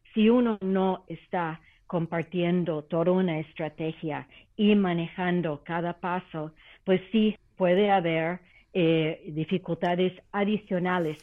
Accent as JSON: {"language": "Spanish", "country": "Canada", "tie": "born or raised there", "moved": "yes", "lives_now": "Mexico", "said": "Canadá, que conozco muy bien como canadiense por nacimiento"}